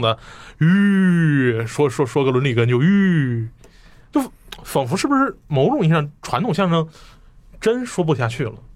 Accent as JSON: {"language": "Chinese", "region": "Northeast China", "country": "China", "tie": "born or raised there", "said": "我们家乡的艺术"}